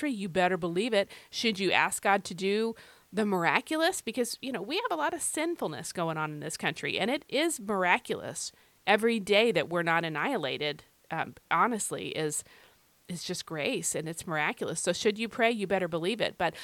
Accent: United States; I happen to be a Christian who was born in America.

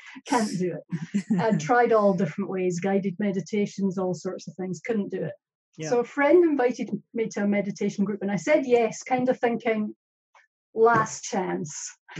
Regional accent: Scotland, United Kingdom; now in New Zealand; I'm Scottish

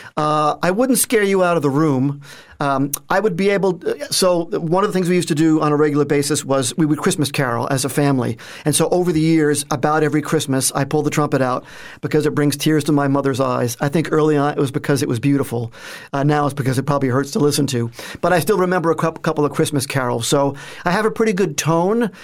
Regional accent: Northport, New York, United States; moved away as an adult; born and raised uh, on the North Shore of Long Island, little town called Northport on the North Shore

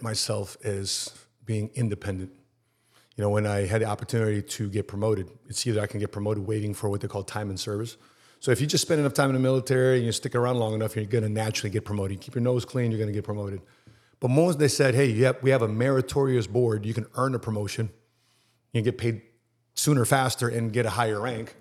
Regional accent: Chicago, Illinois, United States; I'm from Chicago and, and I love growing up in Chicago

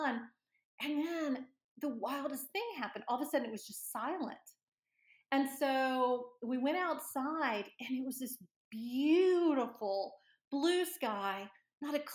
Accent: Destin, Florida, United States; I grew up in Destin, Florida, which is on the Gulf Coast, in the Panhandle area of Florida

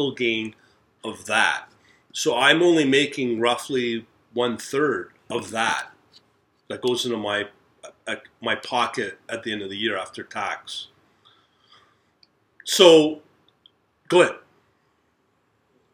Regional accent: Canada; as a Canadian

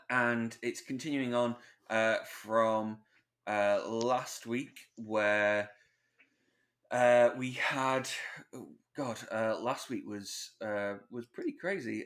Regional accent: United Kingdom; we're British

